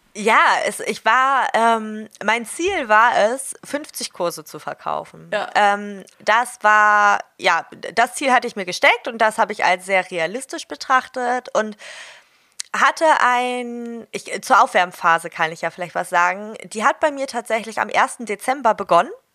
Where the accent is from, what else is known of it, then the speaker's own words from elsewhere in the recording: Hamburg, Germany; ich komme aus Hamburg